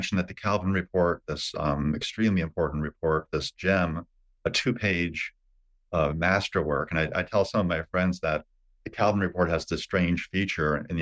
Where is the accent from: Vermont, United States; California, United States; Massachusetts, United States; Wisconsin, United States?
Vermont, United States; Underhill Center; I grew up on Pleasant Valley Road